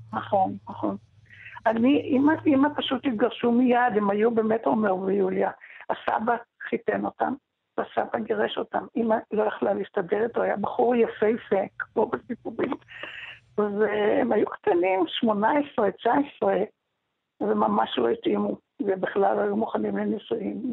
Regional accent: Israel; also born or lived in Damascus, Syria / Tel Aviv, Israel / Ashdod, Israel; גדלתי בקיבוץ, במוסד בכפר יחזקאל ובראש פינה, עם ילדים, דוברי עברית

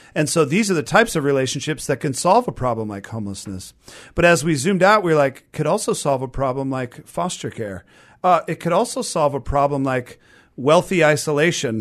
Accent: Renton, Washington, United States; I've been in the Seattle area my whole life. I mean, I grew up in Renton

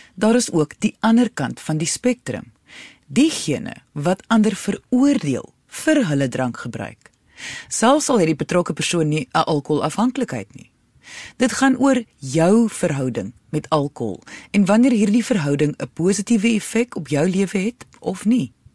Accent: South Africa; ons almal, veral as Suid-Afrikaners

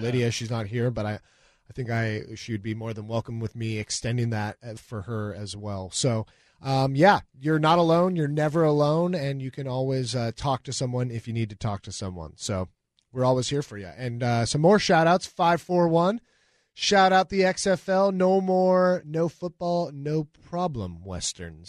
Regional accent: Newcastle, Washington, United States; I'm from the East Side. I'm from Newcastle.

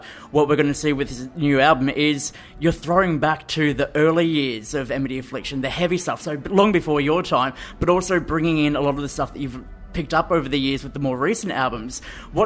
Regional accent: Gold Coast, Queensland, Australia; moved away as an adult; I grew up on the Gold Coast for 23 years

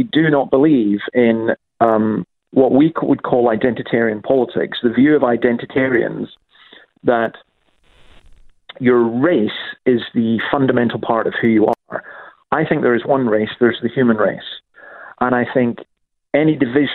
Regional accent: Scotland, United Kingdom; I'm quite proud of my own background. I'm Scottish

